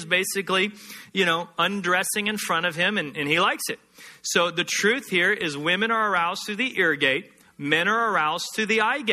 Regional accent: Texas, United States; Growing up in Texas, hunting is part of the culture

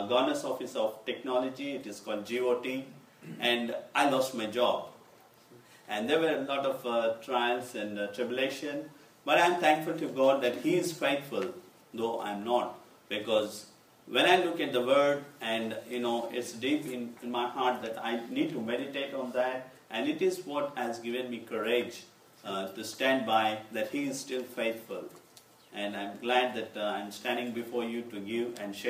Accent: Hyderabad, Telangana, India; I come from Hyderabad

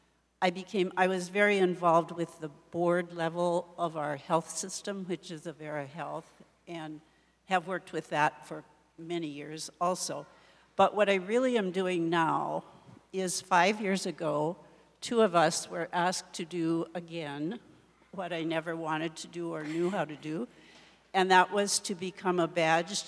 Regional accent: Watertown, South Dakota, United States; I grew up near Watertown on a farm, and I went 8 years to a rural school, which some of you may not even know what that is anymore, but it was at Grover, South Dakota

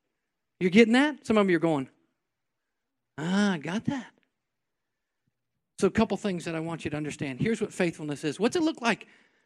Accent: New York, United States; Well, I'm from New York. I was born on the other side of the track.

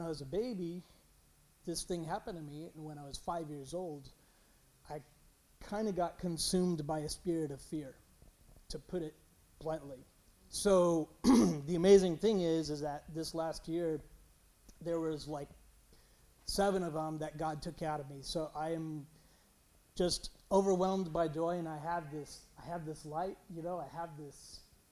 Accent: San Jose, California, United States; I'm from San Jose

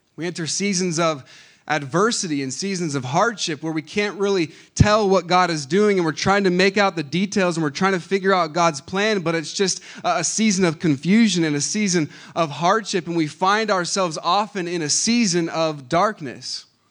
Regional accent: Lancaster, California, United States; I was born in Lancaster, California. Uh, the six six one, represent. Okay, that's, that's where I grew up

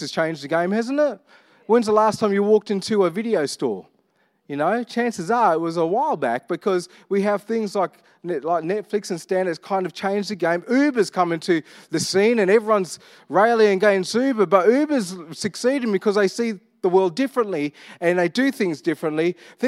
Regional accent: Armidale, New South Wales, Australia; because I grew up with the influences of my cousins, I grew up in Armidale, but really loved R&B.

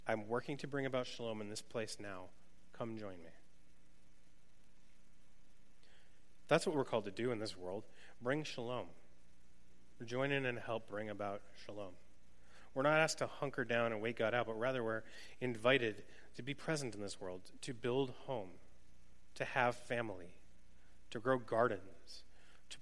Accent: New England, United States; moved away; I grew up in New England and had never been west of like Pennsylvania

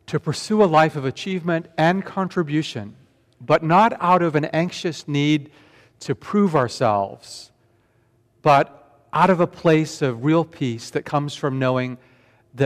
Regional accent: Vancouver, British Columbia, Canada; born or raised there; also born or lived in Tokyo, Japan

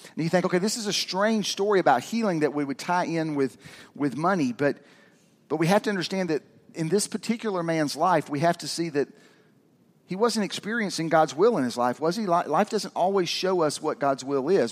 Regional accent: Georgia, United States; also born or lived in Kentucky; I moved to Georgia when I was six from Kentucky

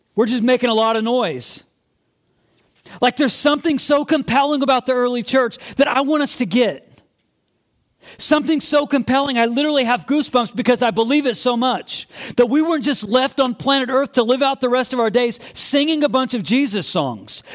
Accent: Midwest, United States; moved away; I grew up in the Midwest

